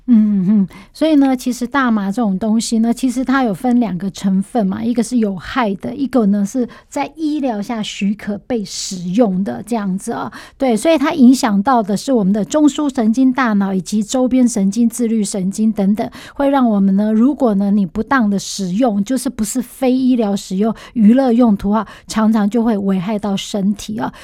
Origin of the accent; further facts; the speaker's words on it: Taiwan; 我们台湾人